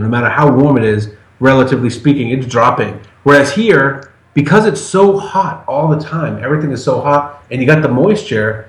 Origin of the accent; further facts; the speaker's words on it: Massachusetts, United States; moved away; also born or lived in Portland, Maine; I'm from Massachusetts, and I lived for ten years 100 miles north up by Portland, Maine